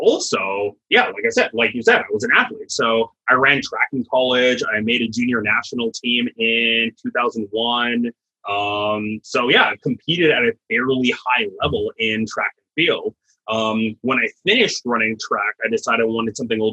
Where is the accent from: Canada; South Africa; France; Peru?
Canada; moved away as an adult; also born or lived in Dallas, Texas, United States; now in Florida, United States; I'm originally Canadian, did my undergrad there